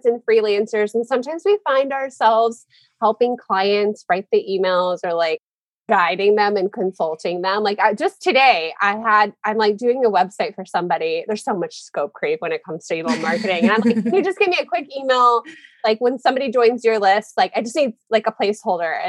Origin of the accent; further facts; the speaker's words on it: Omaha, Nebraska, United States; moved away; also born or lived in Northern Virginia; I grew up in Omaha